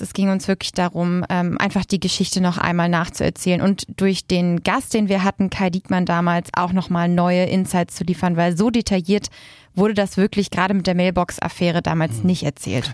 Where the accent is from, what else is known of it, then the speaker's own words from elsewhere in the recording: Lübeck, Schleswig-Holstein, Germany; moved away as an adult; now in Berlin, Germany; ich komme ursprünglich aus Lübeck, bin aber schon vor zehn Jahren nach Berlin gezogen